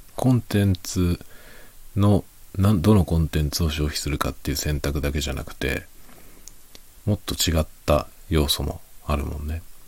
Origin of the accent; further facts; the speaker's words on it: Japan; 日本人である僕